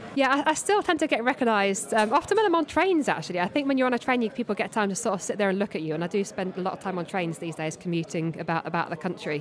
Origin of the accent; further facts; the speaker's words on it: Surrey, South East England, United Kingdom; I'm from Surrey